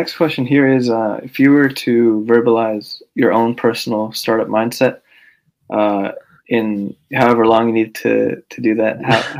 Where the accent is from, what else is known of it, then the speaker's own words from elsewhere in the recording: San Francisco, California, United States; also born or lived in Daly City; I'm from San Francisco. I live in like the town next to a Daly City, but basically almost.